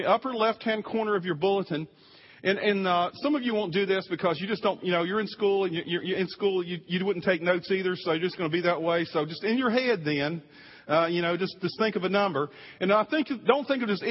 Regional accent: East Coast, United States; moved away; I'm from the East Coast, too.

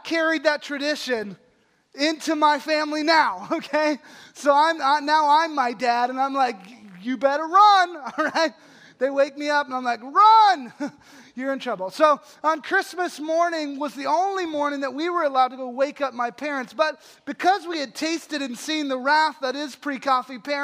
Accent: Holly, Texas, United States; my hometown of Holly, Texas, which is this town of about 600 people outside of a huge metropolis called Abilene, Texas

